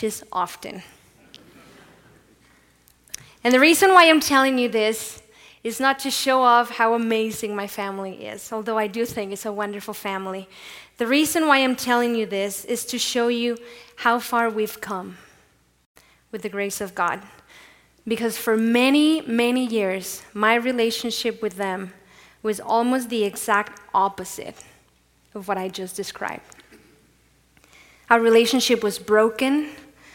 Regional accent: Mexico; born or raised there; moved away

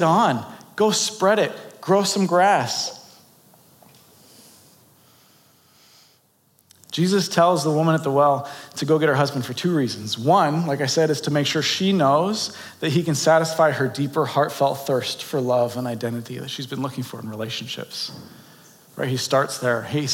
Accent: San Diego, California, United States; now in Boulder City, United States; I grew up in San Diego

